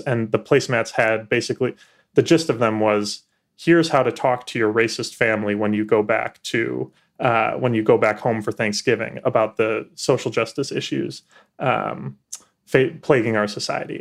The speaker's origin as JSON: {"language": "English", "town": "Chicago", "region": "Illinois", "country": "United States", "moved": "as an adult", "lives_now": "Washington, D.C., United States", "said": "I'm from Chicago originally"}